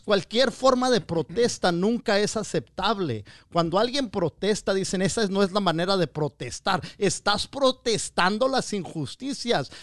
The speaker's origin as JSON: {"language": "Spanish", "town": "Wilmington", "region": "California", "country": "United States", "said": "la raza de Wilmington, de donde soy yo"}